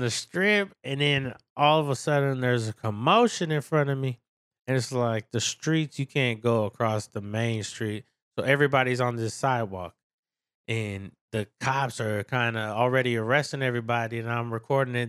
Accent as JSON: {"language": "English", "town": "San Francisco", "region": "California", "country": "United States", "said": "I'm from San Francisco, so I'm used to the city life"}